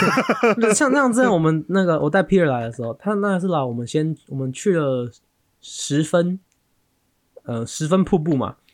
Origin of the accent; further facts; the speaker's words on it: Taiwan; 我们台湾人